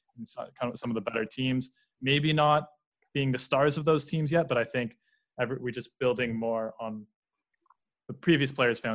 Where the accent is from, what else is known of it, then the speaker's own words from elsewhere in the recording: Canada; moved away as an adult; now in Europe; these debates are great for me as a Canadian